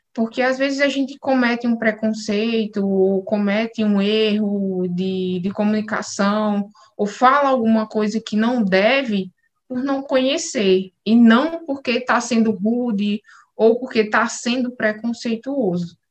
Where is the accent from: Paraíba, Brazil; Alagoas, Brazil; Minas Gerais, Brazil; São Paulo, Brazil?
Paraíba, Brazil; João Pessoa; eu sou nordestina, sou paraibana